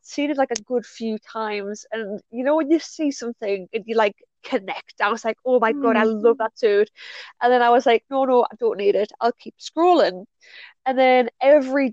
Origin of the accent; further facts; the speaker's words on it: North East England, United Kingdom; I am from Northeast UK, England to be precise